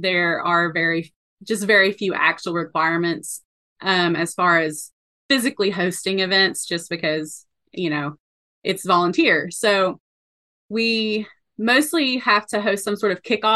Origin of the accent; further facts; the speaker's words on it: East Tennessee, United States; moved away as an adult; also born or lived in South Carolina; I ended up back in my hometown in East Tennessee